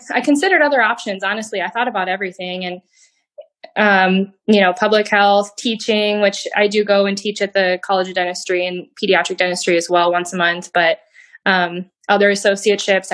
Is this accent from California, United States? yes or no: no; Iowa, United States; now in Des Moines area, United States; I am a native Iowan. I grew up in the Quad Cities